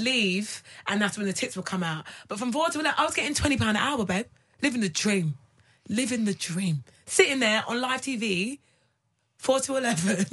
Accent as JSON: {"language": "English", "country": "United Kingdom", "said": "I'm British."}